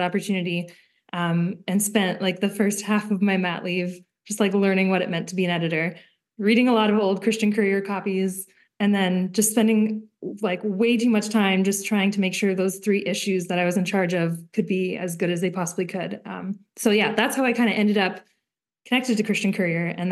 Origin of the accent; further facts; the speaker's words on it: Smithers, British Columbia, Canada; also born or lived in Victoria; now in Terrace, Canada; I grew up in Smithers